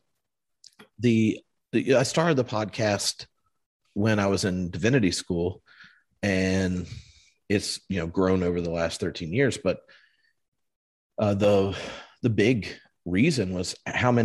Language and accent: English; the South, United States; moved away as an adult; also born or lived in North Carolina / California; now in Edinburgh, United Kingdom; But I was born in the South in the U.S. as a preacher's kid